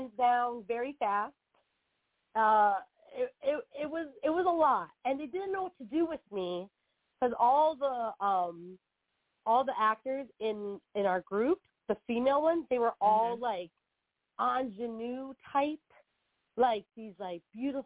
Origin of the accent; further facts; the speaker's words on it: right outside Philadelphia, New Jersey, United States; moved away as an adult; now in New York City, United States; So I'm originally from South Jersey, right outside Philadelphia